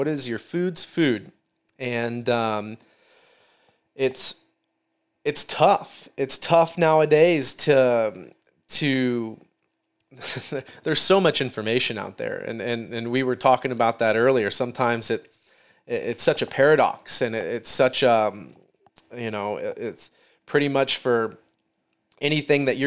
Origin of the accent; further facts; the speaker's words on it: Midwest, United States; I'm from the Midwest